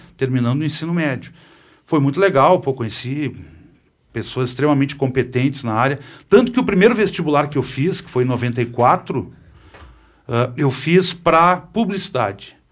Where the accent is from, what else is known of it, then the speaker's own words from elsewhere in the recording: Porto Alegre, Rio Grande do Sul, Brazil; Nasci em Porto Alegre, no Hospital Conceição.